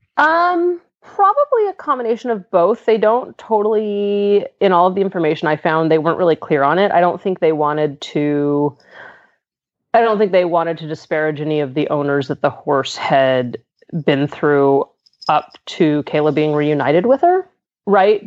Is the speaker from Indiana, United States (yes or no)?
no; Southern California, United States; moved away as an adult; also born or lived in Pennsylvania; now in Pittsburgh, United States; I'm I'm originally from Southern California